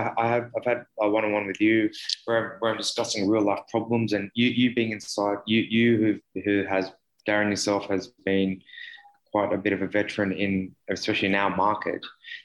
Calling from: Sydney, New South Wales, Australia; I'm from Sydney, Australia

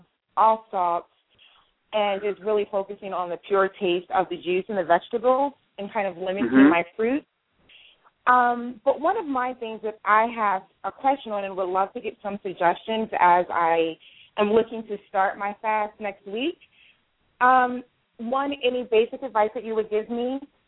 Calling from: Baltimore, Maryland, United States; I'm calling from the Baltimore, Maryland area.

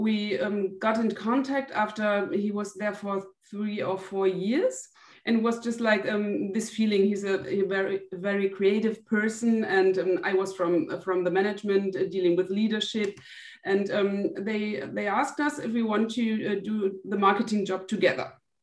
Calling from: Brühl, North Rhine-Westphalia, Germany; I'm calling in from Brühl. It's a city near to Cologne in Germany.

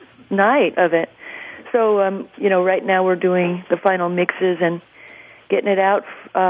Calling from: Los Angeles, California, United States; I'm in L.A. right now.

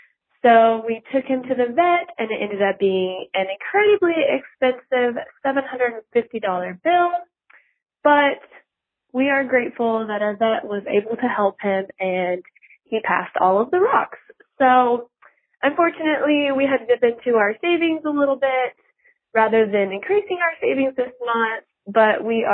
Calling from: Rogers, Arkansas, United States; I'm from Rogers, Arkansas

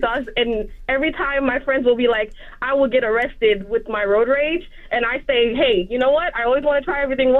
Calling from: Miami, Florida, United States; I'm calling from Miami.

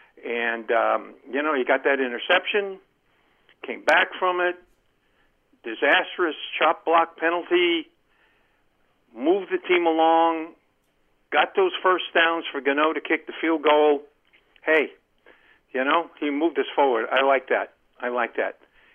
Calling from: Columbia, United States; Hey, guys. … from Columbia.

